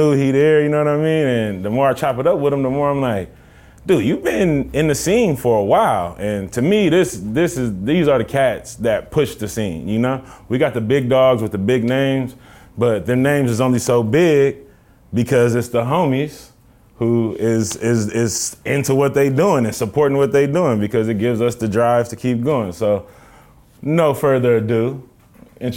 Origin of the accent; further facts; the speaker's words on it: Richmond, California, United States; also born or lived in Oakland; I'm from Richmond